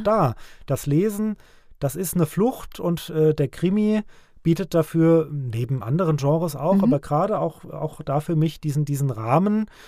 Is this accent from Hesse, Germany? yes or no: yes; Ockstadt, Hesse, Germany; moved away as an adult; also born or lived in Frankfurt / Nidda; now in Vogelsberg, Germany; Es geht nach Ockstadt in meine alte Heimat, in mein, mein äh, Heimatdorf